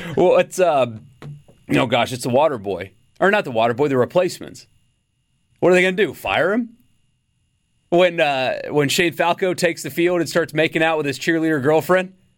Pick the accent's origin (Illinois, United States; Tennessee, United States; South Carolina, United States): South Carolina, United States; Upstate; in the upstate where, where I grew up in South Carolina